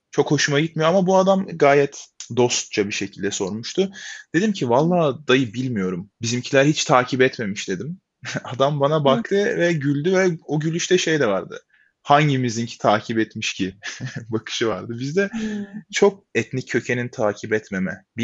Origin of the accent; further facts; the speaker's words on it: Hatay, Turkey; Bana memleket neresi diye sordu. Ben dedim Hatay.